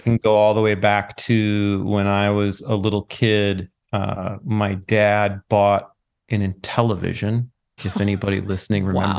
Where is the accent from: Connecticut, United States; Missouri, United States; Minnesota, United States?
Minnesota, United States; Lanesboro; I grew up in Lanesboro, Minnesota.